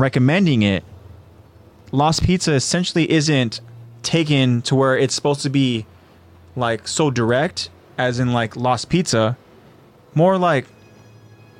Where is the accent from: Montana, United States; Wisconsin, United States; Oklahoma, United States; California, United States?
California, United States; I'm from California